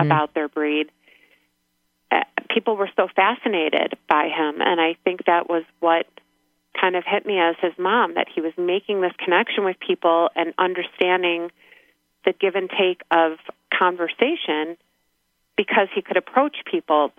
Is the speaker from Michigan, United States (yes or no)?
yes; Michigan, United States; moved away as an adult; also born or lived in Pennsylvania / New York/New Jersey area; now in Scottsdale, United States; I actually am from Michigan